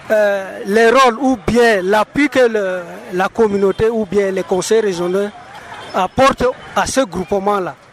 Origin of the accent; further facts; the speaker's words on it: Woundé, Far North, Cameroon; Surtout nous qui sommes du côté de Paos et surtout moi particulièrement, je suis de Woundé.